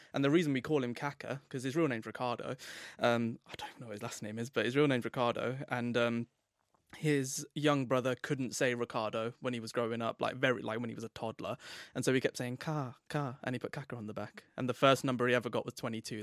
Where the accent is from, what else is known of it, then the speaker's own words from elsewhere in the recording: England, United Kingdom; I'm English as well